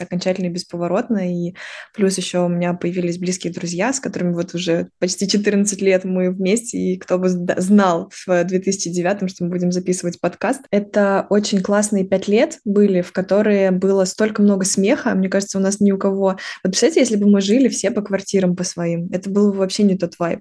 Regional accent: Lyudinovo, Kaluga Oblast, Russia; moved away as an adult; now in Moscow, Russia; я э, родом из э, Калужской области, города Людиново, это маленький город, в котором живет всего лишь 45 тысяч человек

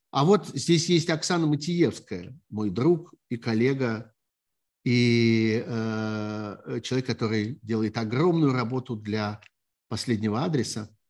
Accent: Kharkiv, Kharkiv Oblast, Ukraine

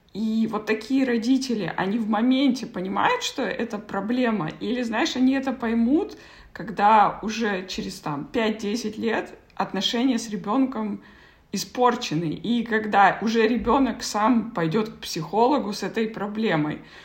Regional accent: Kazakhstan; moved away as an adult; я вот, например, уехала из Казахстана, мне было 18

